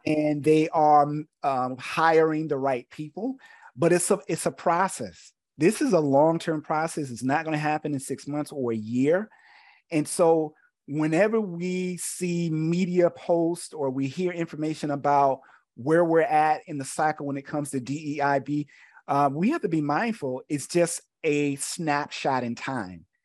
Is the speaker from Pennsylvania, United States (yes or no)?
no; Camilla, Georgia, United States; moved away as an adult; also born or lived in South Carolina; I'm originally from Georgia, um, born in a small country town called Camilla